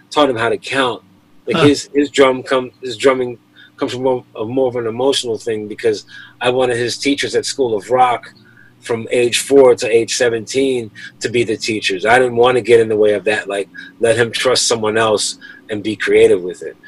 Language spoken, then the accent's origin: English; Philadelphia, Pennsylvania, United States; also born or lived in Delaware; As a kid growing up in Philly